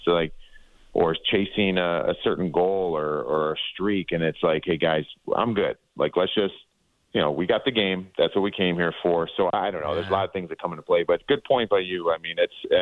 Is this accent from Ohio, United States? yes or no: yes; Ohio, United States; I'm from Ohio